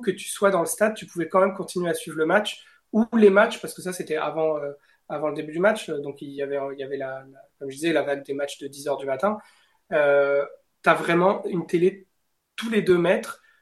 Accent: France; je viens de France

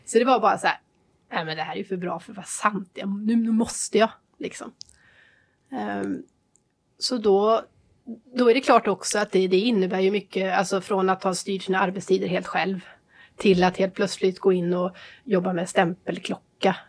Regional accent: Trollhättan, Västra Götaland, Sweden; då startade jag väl en glassbar då, hemma i Trollhättan

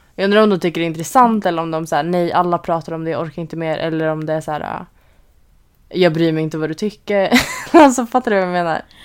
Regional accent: Sweden; now in Orange County, United States; vi bor här som alltså svenskar

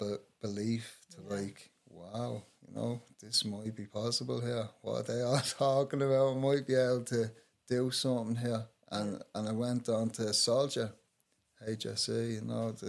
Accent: Dublin, Leinster, Ireland; I grew up in Henrietta Street

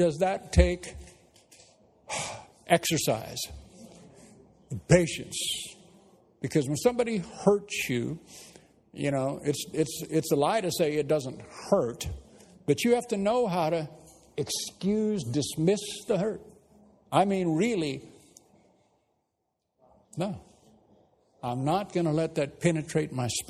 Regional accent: United States; moved away as an adult; now in England; I know I'm an American.

